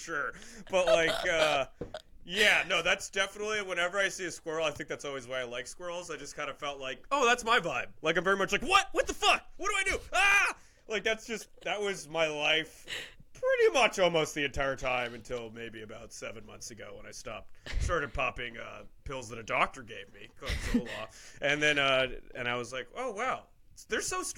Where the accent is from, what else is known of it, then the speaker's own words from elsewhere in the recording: United States; I was born in America